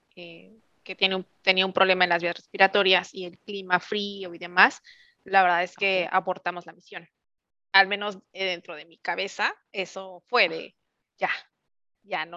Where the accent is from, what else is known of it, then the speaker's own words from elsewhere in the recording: Mexico City, Mexico; moved away as an adult; also born or lived in Querétaro; now in California, United States; soy 100% chilanga. Primero emigré a Querétaro hace ya 12 años